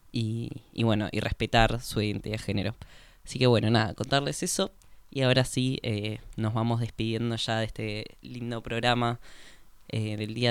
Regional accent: Córdoba, Argentina; born there; yo no tengo el DNI cambiado porque eh, yo nací en Córdoba y tendría que hacer todo el trámite

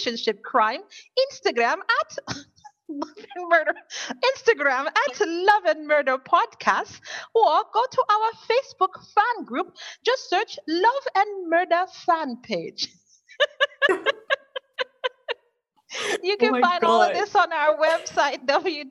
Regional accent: United States; us Americans

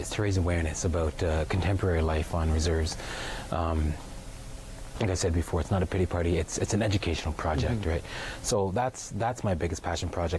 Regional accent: Six Nations reserve, Ontario, Canada; growing up on Six Nations

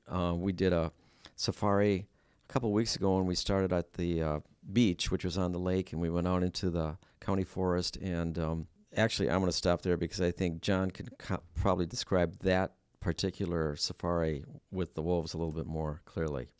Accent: Stevens Point, Wisconsin, United States; moved away as an adult; my wife and I moved up here from central Wisconsin. She's a Wausau resident, and I'm from Stevens Point

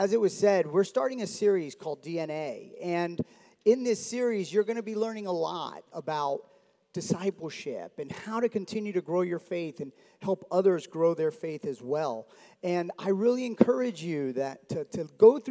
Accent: Miami, Florida, United States; I grew up in South Florida. My dad's Cuban, mom's Dominican. They met in New York like every Cuban and Dominican does. And then they migrate down to Miami. And I grew up there

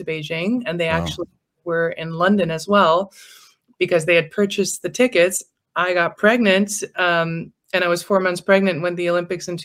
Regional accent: Iceland; accent: slight Americanized accent; we have it really, really good here in Iceland

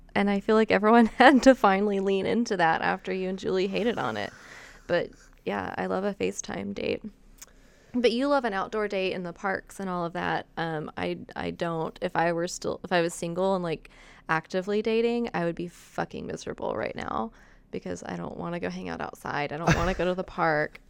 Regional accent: Wichita Mountains, Oklahoma, United States; I grew up six miles outside of the Wichita Mountains

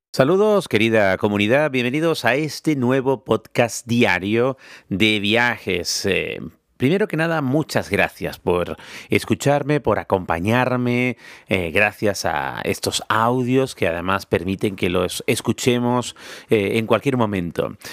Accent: Spain; siendo español

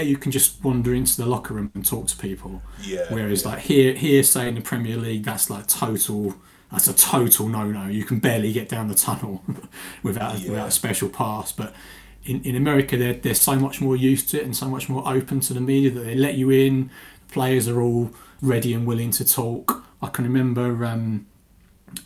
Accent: England, United Kingdom; I'm from England.

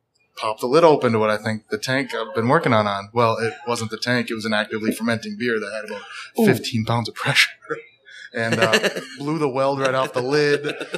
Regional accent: Alexandria, Minnesota, United States; I'm originally from Alexandria, Minnesota. I started back home.

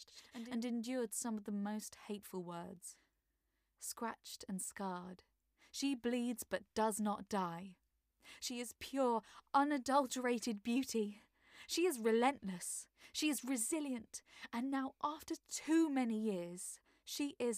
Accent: London, United Kingdom; I am an actor and voiceover artist from South London

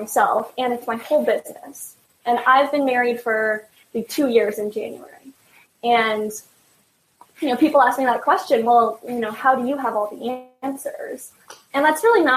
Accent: Canada; I'm Canadian, so I say like really long A's.

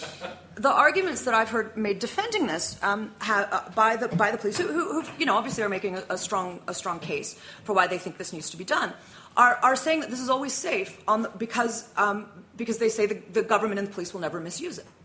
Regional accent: United States; now in United Kingdom; As an American, I was taught, as all American school children are

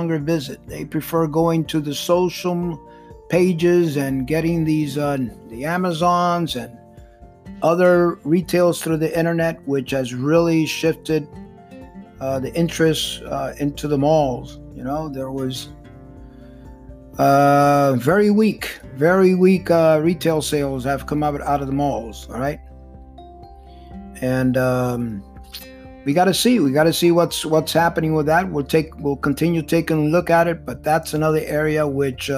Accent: Miami, Florida, United States; I love my hometown. Been here many years

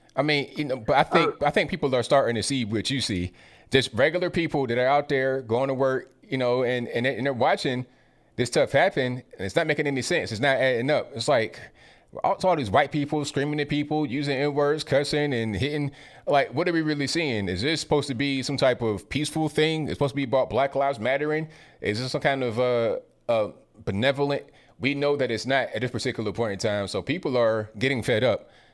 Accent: Virginia Beach, Virginia, United States; moved away; But I was raised in Virginia, Virginia Beach area

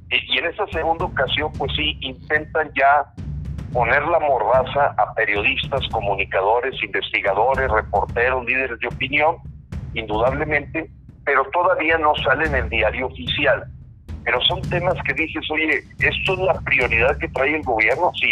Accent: Mexico

